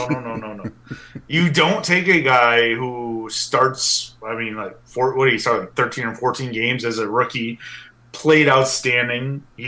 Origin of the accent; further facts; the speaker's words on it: Milwaukee, Wisconsin, United States; I've born and raised in Milwaukee